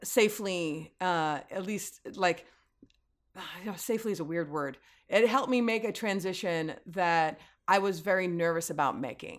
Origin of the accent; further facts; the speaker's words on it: San Francisco, California, United States; moved away as an adult; also born or lived in Oakland, California; now in Los Angeles, United States; having been born and raised in the Bay Area.